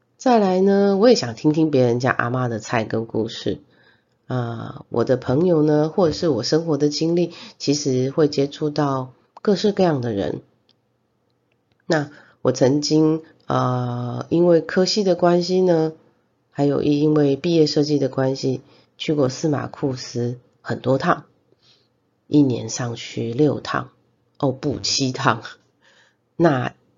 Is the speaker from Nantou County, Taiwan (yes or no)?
yes; Zhongliao, Nantou County, Taiwan; 我们的故乡是在南投的中寮